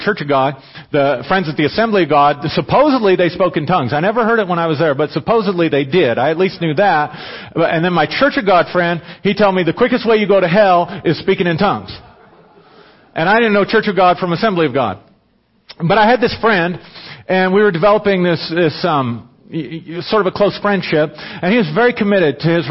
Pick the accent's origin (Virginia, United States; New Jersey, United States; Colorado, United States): Colorado, United States; Pueblo; I'm from Pueblo